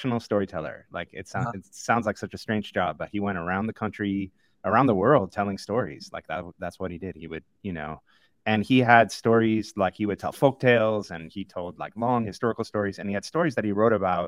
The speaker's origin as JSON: {"language": "English", "area": "just outside of Chicago", "region": "Illinois", "country": "United States", "tie": "born or raised there", "said": "I grew up just outside of Chicago."}